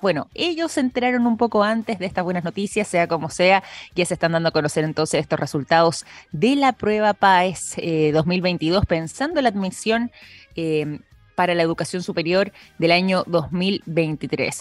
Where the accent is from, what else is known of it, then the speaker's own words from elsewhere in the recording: Chile; nuestra historia como chilenos